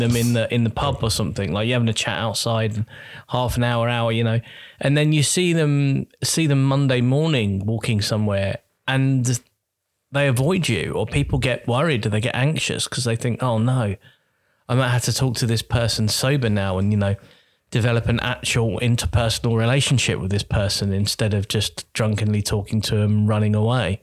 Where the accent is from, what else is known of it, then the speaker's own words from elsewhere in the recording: Croydon, London, United Kingdom; moved away as an adult; now in Norway; my hometown in Croydon.